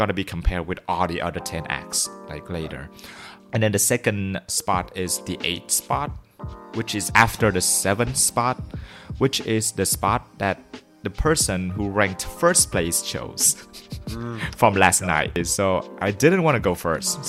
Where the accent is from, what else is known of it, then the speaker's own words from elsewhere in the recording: Vietnam; first language Vietnamese; English is a second language; Vietnamese, my mother tongue